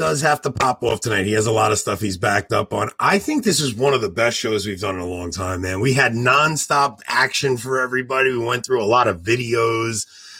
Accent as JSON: {"language": "English", "town": "Levittown", "region": "New York", "country": "United States", "tie": "born or raised there", "said": "I grew up in Levittown."}